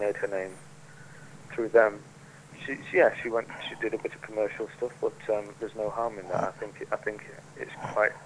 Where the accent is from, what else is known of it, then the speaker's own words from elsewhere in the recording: Fleetwood, North West England, United Kingdom; I'm from Fleetwood in Lancashire, which is a bit further north than Manchester.